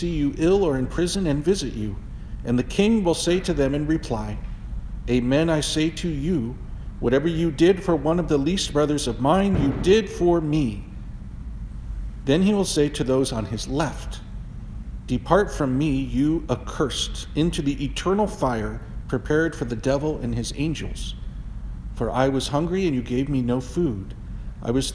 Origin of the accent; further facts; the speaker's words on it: United States; growing up in America